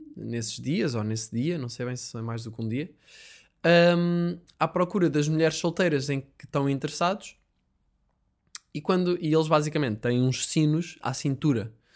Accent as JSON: {"language": "Portuguese", "country": "Portugal", "said": "Como eu sou Tuga"}